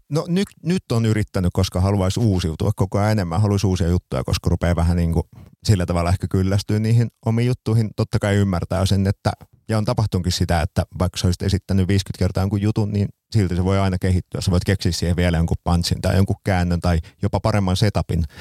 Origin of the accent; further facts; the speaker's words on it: Seinäjoki, South Ostrobothnia, Finland; Seinäjoella, mistä olen siis kotoisin